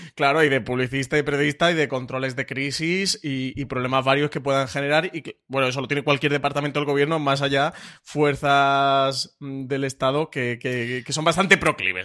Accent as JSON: {"language": "Spanish", "country": "Spain", "said": "nosotros como público español"}